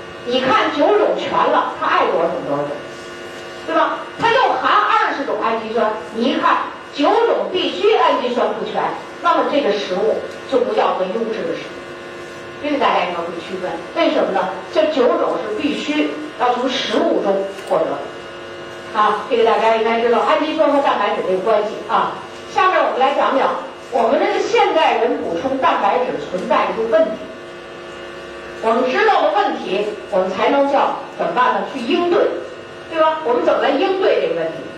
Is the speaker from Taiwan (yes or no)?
no; China; 我们中国人